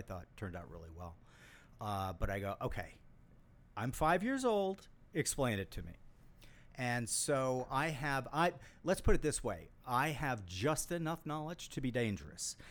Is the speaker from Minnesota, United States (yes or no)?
yes; Saint Paul, Minnesota, United States; I grew up in Saint Paul, Minnesota